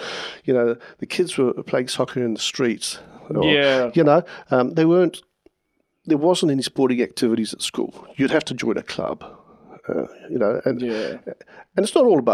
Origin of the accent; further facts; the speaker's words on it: Zimbabwe; also born or lived in South Africa / London; now in Cambridge, New Zealand; I was born in Zimbabwe, which was Rhodesia